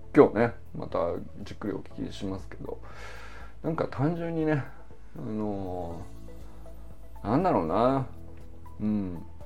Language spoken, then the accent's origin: Japanese; Niigata, Japan; moved away as an adult; also born or lived in Hokkaido; 僕は新潟から来てるから